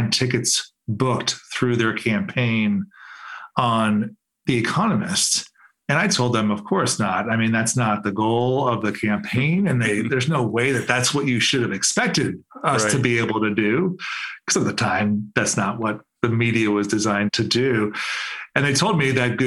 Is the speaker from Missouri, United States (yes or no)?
no; Cleveland, Ohio, United States; I'm from Cleveland. So I grew up in Cleveland.